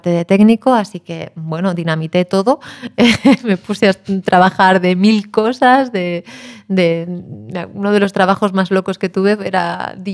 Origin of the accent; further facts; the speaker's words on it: A Coruña, Galicia, Spain; Acabo de pasar un tiempito estupendo en mi tierra madre, en La Coruña